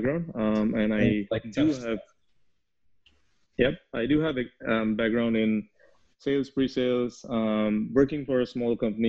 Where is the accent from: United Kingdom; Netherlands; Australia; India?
India; moved away as an adult; now in United States; I'm from India. I was born and I grew up there, but then I moved to US